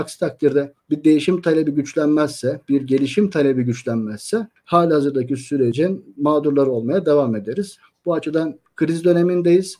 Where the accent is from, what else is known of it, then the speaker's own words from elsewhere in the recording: Antalya, Turkey; ben Antalyalıyım